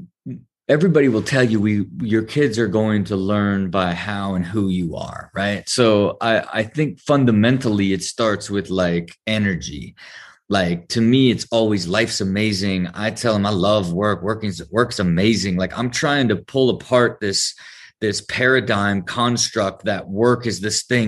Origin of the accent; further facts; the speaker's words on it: Ohio, United States; I had this great blend of growing up in the Midwest and having a lot of freedom as you gave to kids in Ohio